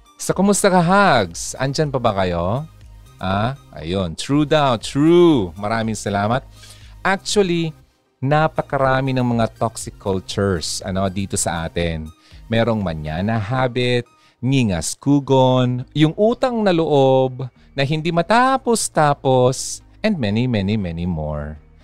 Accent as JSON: {"language": "Tagalog", "region": "Bicol Region", "country": "Philippines", "said": "ating mga Bicolanos and Filipinos"}